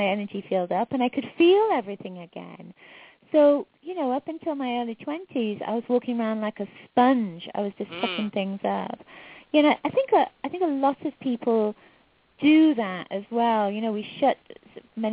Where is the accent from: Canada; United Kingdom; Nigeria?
United Kingdom; England; moved away; I'm from England originally, and I was raised in a psychic household.